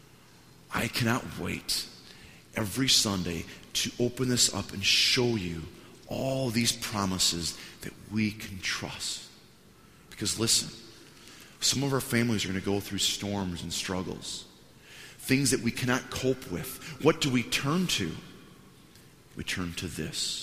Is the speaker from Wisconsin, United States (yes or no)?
yes; Wisconsin, United States; moved away as an adult; now in Washington, United States; I'm from Wisconsin. When we go downtown, in the town that we used to live at, 400 people, you didn't have to pay to park downtown